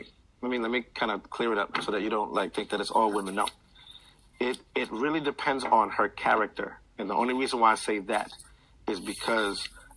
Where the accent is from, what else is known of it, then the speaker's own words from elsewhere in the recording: Queens, New York, United States; now in Georgia, United States; Queens Village. I'm originally from Ravenswood Projects. But Queens Village.